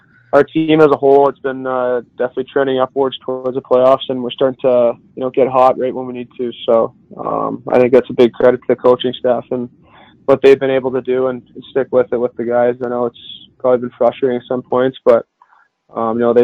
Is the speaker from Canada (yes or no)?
yes; Canada; moved away as an adult; now in Boston, United States; growing up in Canada